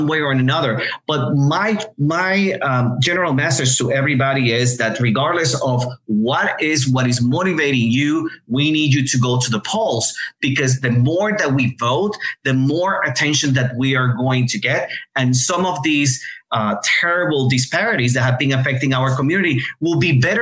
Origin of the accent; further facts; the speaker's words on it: Puerto Rico; moved away; I was born and raised in Puerto Rico